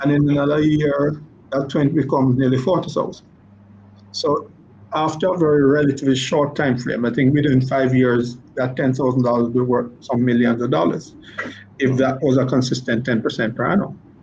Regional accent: Jamaica; I'm a, I'm a Jamaican

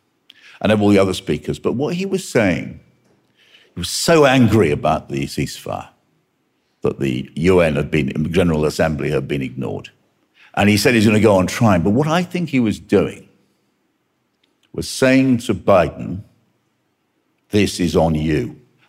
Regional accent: United Kingdom; I'm very proud to be British, or I was

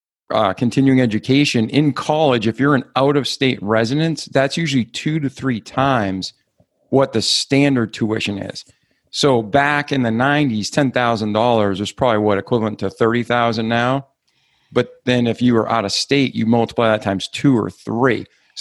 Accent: United States; I'm from America.

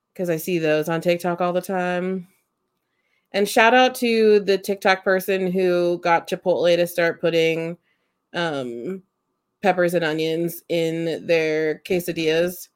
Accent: United States; I grew up in Amish country

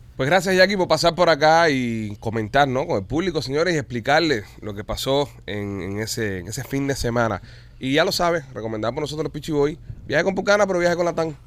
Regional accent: Cuba; Qué grandes somos los cubanos

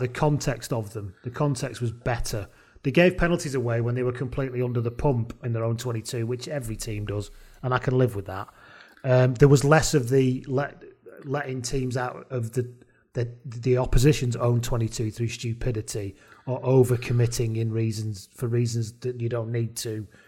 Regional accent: Welsh, Wales, United Kingdom; as a Welsh person

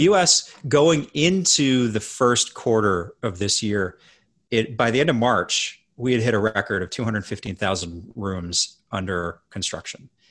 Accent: Edmonton, Alberta, Canada; I grew up in Canada

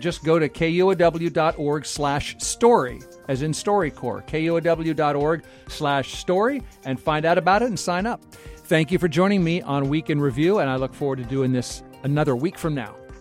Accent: Nebraska, United States; now in Seattle, United States; I was from Nebraska

